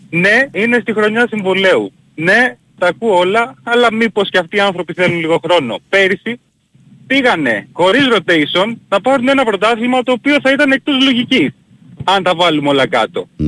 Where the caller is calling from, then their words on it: Peristeri, Attica, Greece; ε, είμαι από Περιστέρι, ερωτικός μετανάστης στο Εγάλεο.